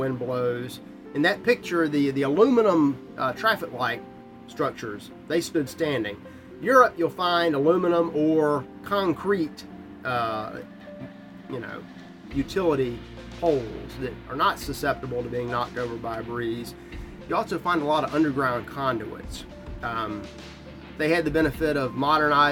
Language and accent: English; United States; as an American